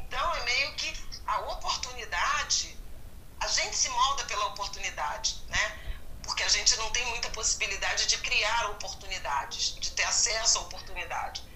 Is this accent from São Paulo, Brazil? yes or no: no; Rio de Janeiro, Brazil; antes eu tinha estudado em escolas municipais do bairro de Irajá, onde eu cresci